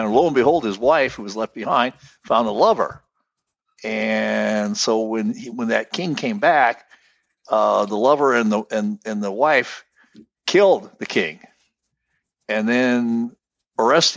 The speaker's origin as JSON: {"language": "English", "country": "United States", "tie": "born or raised there", "said": "my heritage is Ukrainian. But I was born here in the States"}